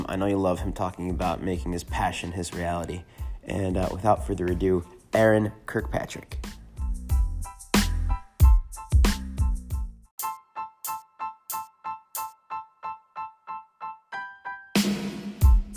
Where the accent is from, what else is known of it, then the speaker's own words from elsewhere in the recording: Northern California, United States; now in Austin, United States; I'm from Northern California